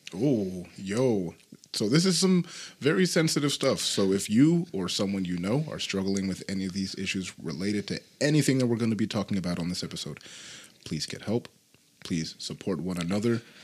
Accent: Utah, United States; I was born in another state and uh, ended up coming here. when I was about like five or something. So yeah, definitely been around it for most of my life.

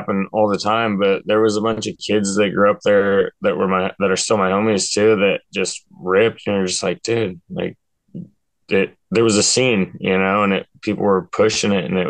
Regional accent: Klamath Falls, Oregon, United States; moved away as an adult; also born or lived in San Francisco, California / Portland, Oregon; now in Helsinki, Finland; I was born in SF, but I grew up in Oregon, man. I grew up in Klamath Falls as a kid

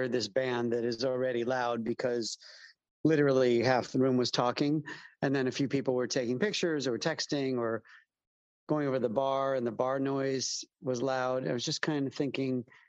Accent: Chicago, Illinois, United States; moved away as an adult; also born or lived in East Coast, United States / West Coast, United States / Southern US; now in London, United Kingdom; I am from Chicago and bopped around the U.S., East Coast, West Coast, South, for a while

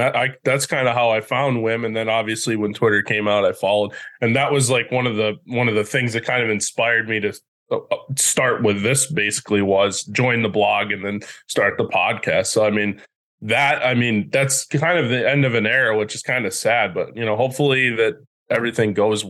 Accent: Boston, Massachusetts, United States; and I'm from Boston personally, and, you know, I've been a Wings fan since I was a little kid

